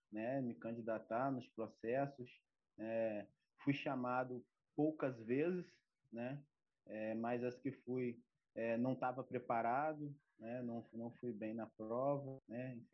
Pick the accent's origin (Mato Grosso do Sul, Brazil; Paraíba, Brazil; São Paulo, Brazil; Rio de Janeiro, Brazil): Rio de Janeiro, Brazil; Campos dos Goytacazes; tenho 32 anos, né? Sou de Campo dos Goitacazes